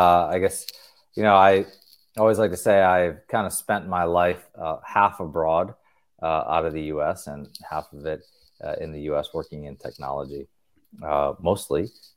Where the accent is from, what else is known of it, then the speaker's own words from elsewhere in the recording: North Carolina, United States; also born or lived in Tennessee; So I came back to the Southeast where I grew up in North Carolina and Tennessee